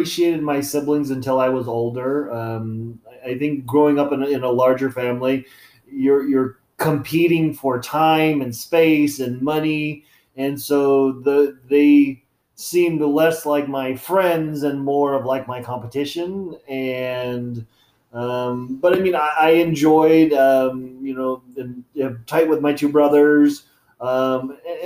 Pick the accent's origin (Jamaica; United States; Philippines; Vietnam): United States; Sacramento, California; also born or lived in Penryn, California; I was born and raised in Sacramento. So we lived in South Sac